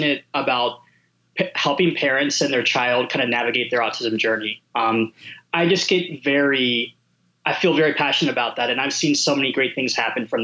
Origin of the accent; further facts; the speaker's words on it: Pennsylvania, United States; I grew up in Pennsylvania